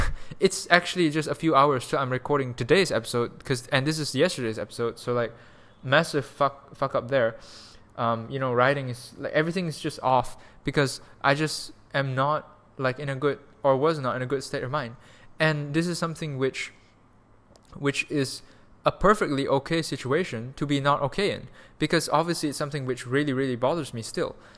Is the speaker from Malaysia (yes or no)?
yes; Malaysia; moved away; also born or lived in Canada / Germany; we're both Malaysian, we're all Malaysians here